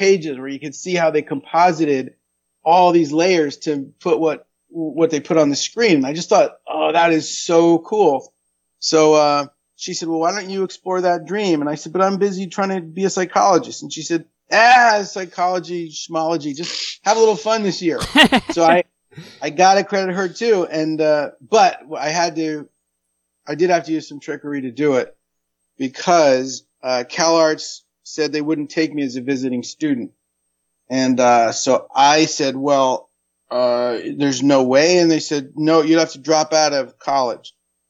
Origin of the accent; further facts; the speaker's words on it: Ridgewood, New Jersey, United States; moved away; I am from New Jersey, yes. Oh, what part? Ridgewood, New Jersey.